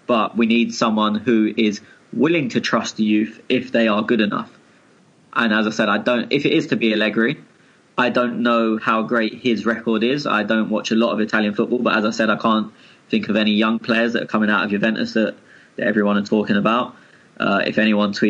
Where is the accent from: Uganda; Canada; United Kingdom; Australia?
United Kingdom; England; as an Englishman